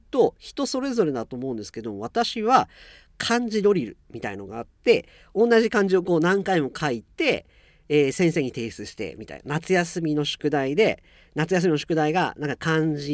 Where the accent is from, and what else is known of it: Japan; moved away as an adult